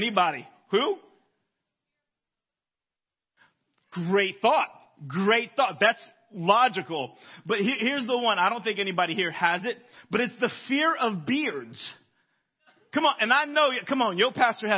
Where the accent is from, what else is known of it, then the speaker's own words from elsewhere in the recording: Florida, United States; I'm from Florida